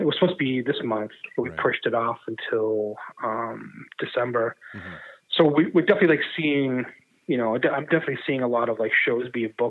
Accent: Medford, Massachusetts, United States; I grew up in Medford. Okay. Medford, Mass.

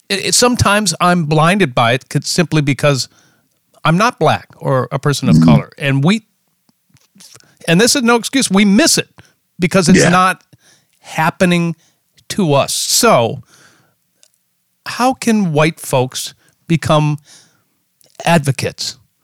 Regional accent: Minneapolis, Minnesota, United States; that happened in my hometown and my guest's hometown as well.

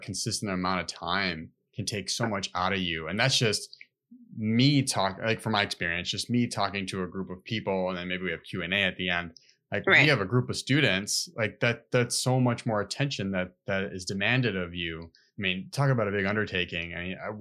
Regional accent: Chicago, Illinois, United States; growing up in Humboldt Park

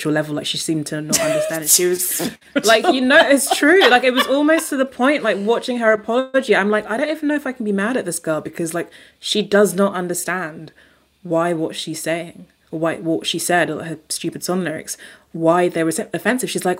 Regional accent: United Kingdom; being British

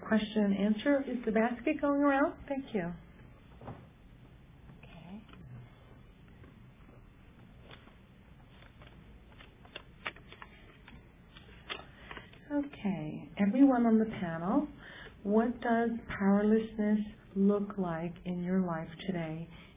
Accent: Gulf Coast, United States; I grew up in the Gulf Coast

